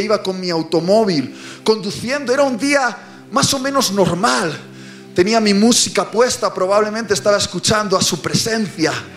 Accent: Bilbao, Basque Country, Spain; Yo iba desde mi ciudad natal, Bilbao

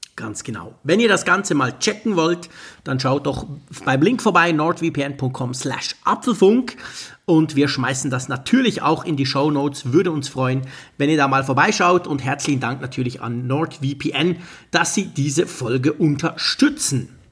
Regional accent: Switzerland; ich als Schweizer

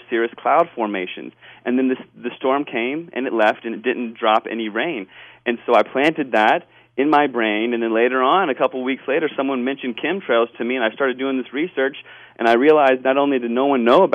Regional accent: Washington, District of Columbia, United States; now in Northern California, United States; I grew up in Washington, D.C. area, and after moving to California

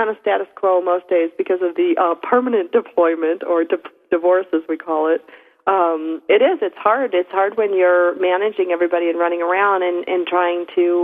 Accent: East Coast, United States; moved away; I grew up on the East Coast

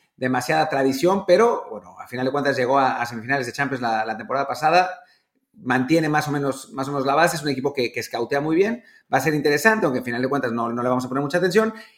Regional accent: Mexico

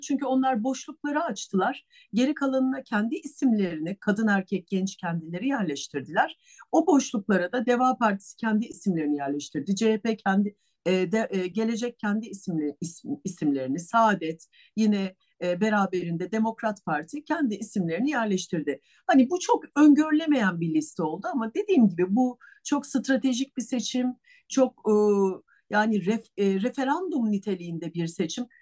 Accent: Istanbul, Turkey; also born or lived in Bursa; İstanbul doğumluyum.

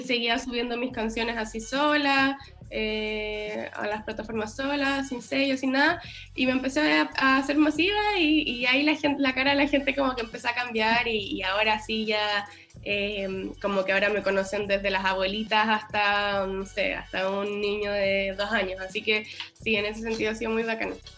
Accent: Chile; los chilenos quizás somos más tímidos

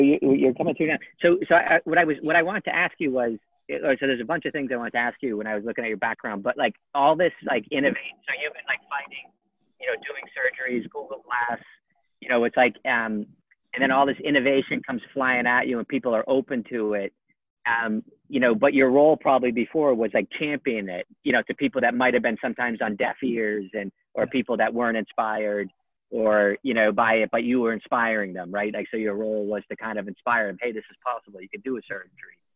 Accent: United States; moved away as an adult; now in Ireland; I grew up in the States

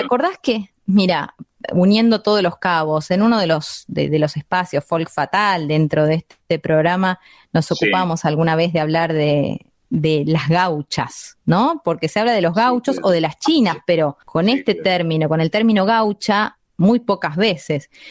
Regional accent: Buenos Aires Province, Argentina; soy bonaerense

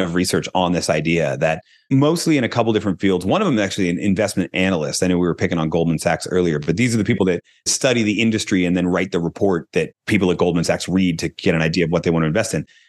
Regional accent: Philadelphia, Pennsylvania, United States; I'm from Philadelphia

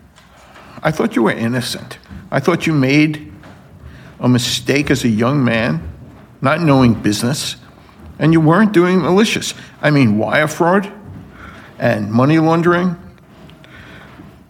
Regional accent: New York City, New York, United States; I was born and raised in Brooklyn

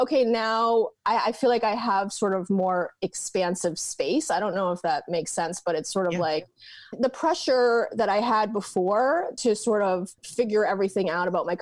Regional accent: Portland, Maine, United States; also born or lived in New York; now in Portland, Oregon, United States; I am originally from Portland, Maine

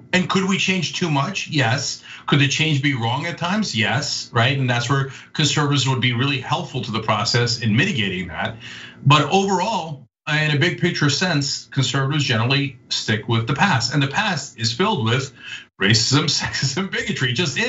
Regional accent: Northeast, United States; I was a liberal Republican growing up in the Northeast in the 1980s and 90s.

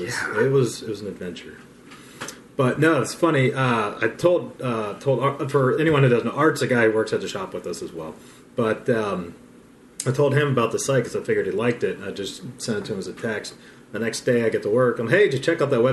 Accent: Ohio, United States; growing up in Ohio

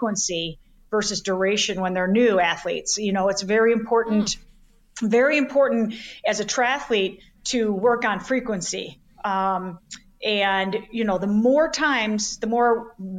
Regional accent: Chicago, Illinois, United States; I'm born and raised in Chicago

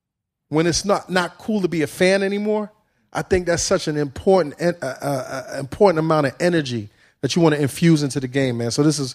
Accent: New York, United States; I'm really excited because as a New Yorker, you know, I've seen you move out.

